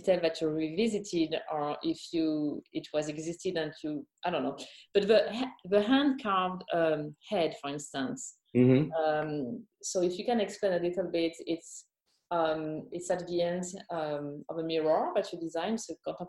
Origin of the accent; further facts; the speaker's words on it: Champagne, Grand Est, France; I was born and raised in Champaign